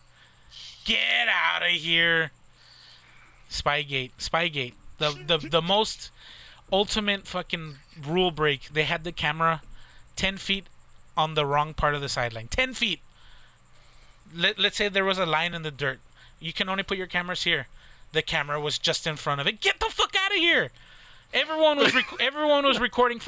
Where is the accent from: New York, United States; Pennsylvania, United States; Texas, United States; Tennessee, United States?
Texas, United States; we're from Texas, obviously dominant Texas fan base